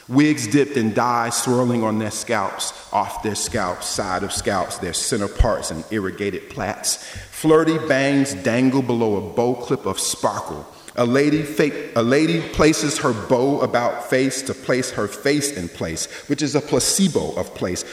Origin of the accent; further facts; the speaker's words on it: the South, United States; I grew up in the South